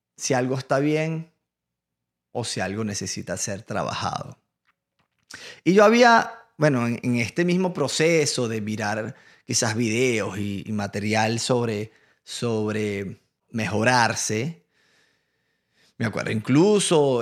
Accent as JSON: {"language": "Spanish", "country": "Venezuela", "moved": "as an adult", "lives_now": "United States", "said": "yo vengo de Venezuela"}